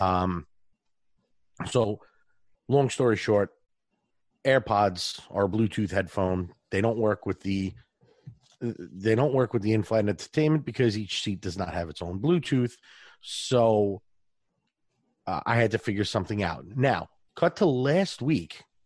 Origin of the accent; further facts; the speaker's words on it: New York, United States; accent: New York; a New York accent, my regular accent